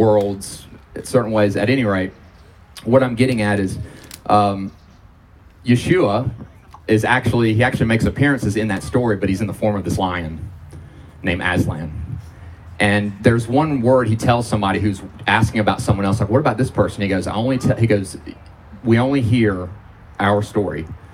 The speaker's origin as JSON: {"language": "English", "region": "Georgia", "country": "United States", "tie": "born or raised there", "said": "I was born and raised in Georgia"}